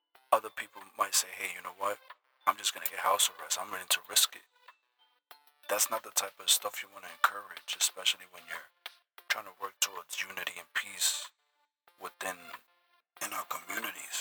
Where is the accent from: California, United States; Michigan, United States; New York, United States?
New York, United States; New York City; I'm from the Bronx